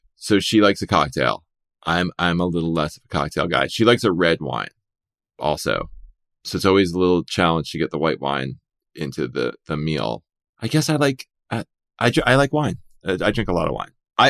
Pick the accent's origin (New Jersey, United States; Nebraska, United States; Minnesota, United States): New Jersey, United States; also born or lived in New York; maybe growing up in New Jersey and living in New York all those years, it didn't blow me away.